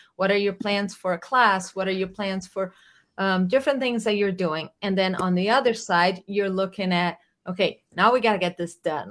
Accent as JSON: {"language": "English", "country": "Brazil", "moved": "as an adult", "said": "I'm from Brazil. I moved here in 2000 1999"}